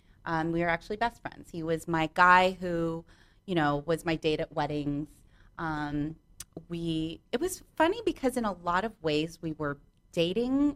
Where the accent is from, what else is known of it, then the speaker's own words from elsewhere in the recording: Santa Monica, California, United States; I am born and raised in Santa Monica